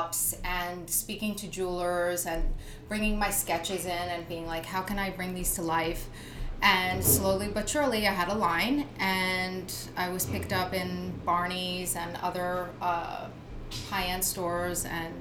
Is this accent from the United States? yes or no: yes; New Jersey, United States; moved away as an adult; now in New York City, United States; I was born and raised in New Jersey.